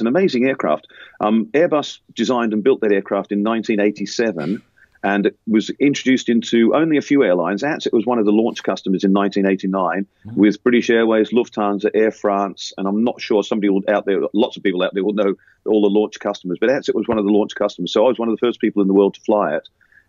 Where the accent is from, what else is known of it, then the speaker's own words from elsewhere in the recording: Australia; moved away as an adult; now in United Kingdom; But I remember I came from Australia to the UK in 1990, and I had to sit those exams again.